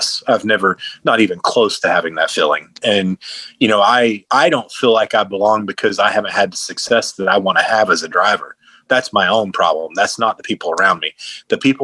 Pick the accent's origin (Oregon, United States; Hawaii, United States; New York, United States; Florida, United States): Florida, United States; Wauchula; I'm a Central Florida boy. Like I'm from Wachula, Florida